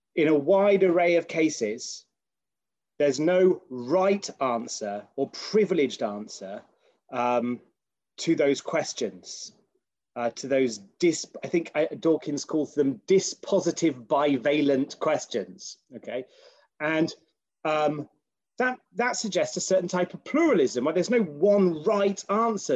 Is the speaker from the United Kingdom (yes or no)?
yes; United Kingdom; as a British person